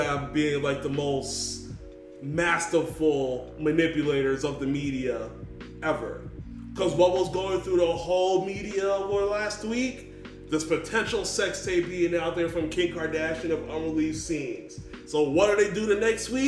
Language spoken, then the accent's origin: English; New York, United States; I'm from New York